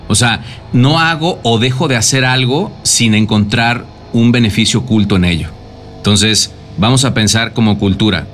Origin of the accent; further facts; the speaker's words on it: Mexico; se ajusta a un tema cultural como mexicanos